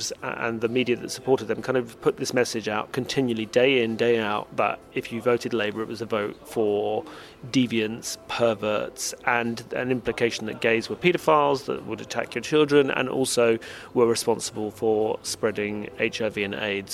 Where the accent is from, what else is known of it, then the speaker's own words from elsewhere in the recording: United Kingdom; my experience growing up in Britain